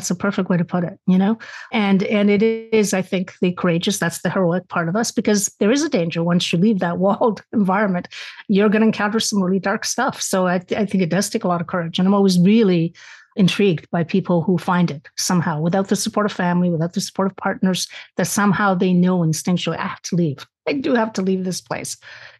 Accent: Spain; obviously I was raised in the Catholic household, being Spanish, that was the one religion allowed.

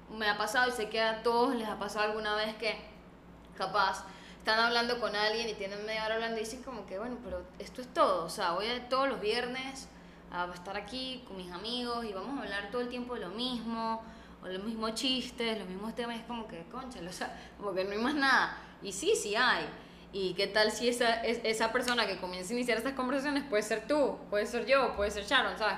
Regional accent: Venezuela; now in Panama; nosotras vivimos en Panamá y yo soy venezolana

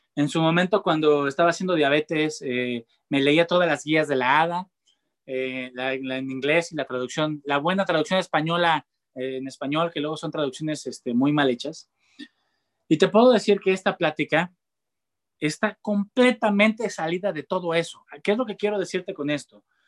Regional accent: Mexico; yo soy mexicano

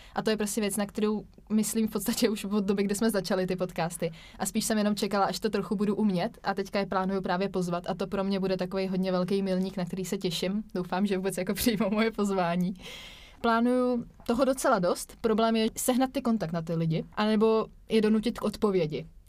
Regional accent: Vysočina Region, Czechia; my dva, kteří jsme oba z Vysočiny

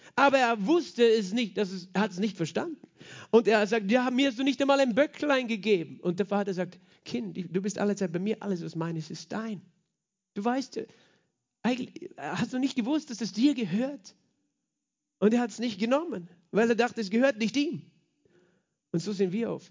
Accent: Austria; als Österreicher

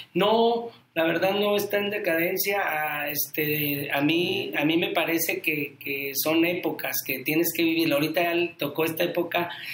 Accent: Mexico; éramos aquí de, de, Santa Rosa, somos de aquí de Santa Rosa, en la colonia

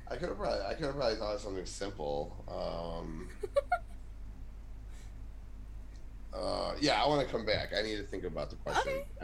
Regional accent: Chicago, Illinois, United States; I'm from Chicago

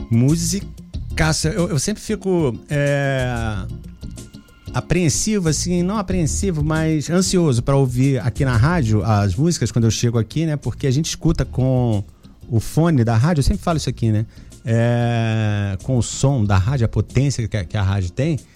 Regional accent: Minas Gerais, Brazil; born there; Você nasceu em Minas, que nem eu também nasci em Minas.

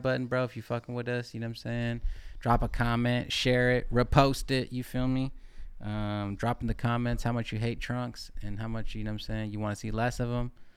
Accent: California, United States; I'm from California

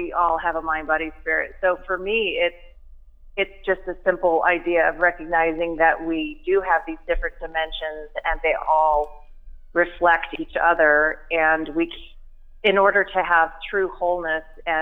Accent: California, United States; also born or lived in Santa Barbara / San Diego; I grew up in California.

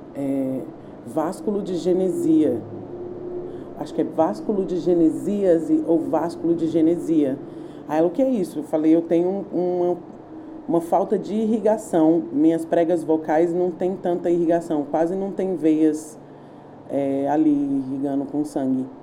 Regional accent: Brasília, Federal District, Brazil; eu sou brasiliense, sou nascida em Brasília, nasci no Lago Sul, na clínica São Mateus

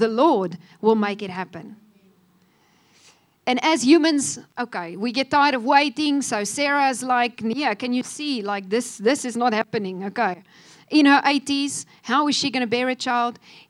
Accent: South Africa; moved away as an adult; also born or lived in Cape Town; now in Namibia; I was from South Africa

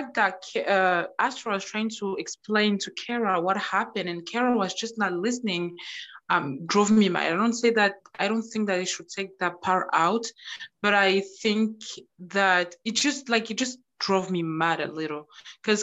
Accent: France; I'm African and French

